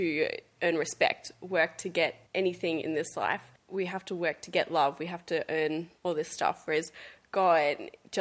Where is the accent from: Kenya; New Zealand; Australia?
Australia; Gold Coast, Queensland; grew up on the Gold Coast